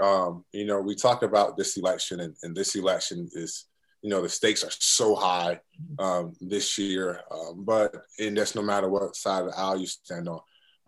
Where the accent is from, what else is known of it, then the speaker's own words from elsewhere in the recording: Norfolk, Virginia, United States; You know, I come from here. I'm from this area. I'm originally from Norfolk, Virginia. Mm-hmm. And then I moved down to Virginia Beach around fifth grade, sixth grade year.